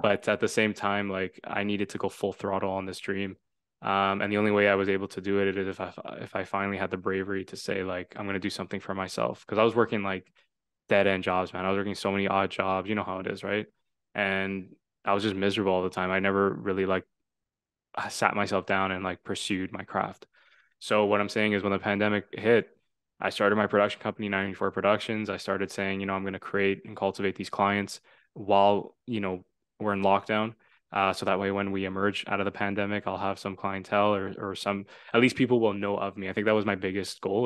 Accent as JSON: {"language": "English", "town": "Toronto", "region": "Ontario", "country": "Canada", "also_born_or_lived": "Vaughan", "said": "I'm from Toronto, um, now living in the Greater Toronto Area"}